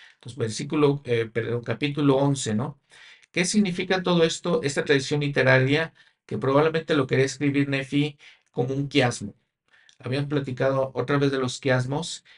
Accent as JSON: {"language": "Spanish", "country": "Mexico", "said": "yo en mi país, México"}